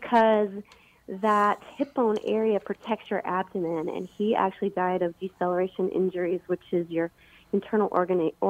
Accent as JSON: {"language": "English", "town": "Bloomington", "region": "Minnesota", "country": "United States", "tie": "born or raised there", "moved": "yes", "lives_now": "Los Angeles, United States", "said": "I was raised in Minnesota and grew up in Bloomington"}